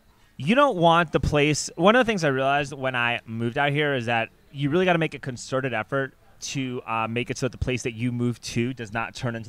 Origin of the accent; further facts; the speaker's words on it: New York City, New York, United States; moved away as an adult; now in Austin, United States; I grew up in Riverdale, so I live with my mom and dad.